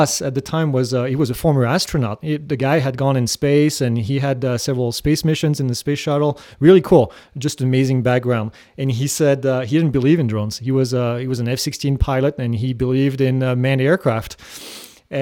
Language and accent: English; France; moved away as an adult; now in United States; I grew up in France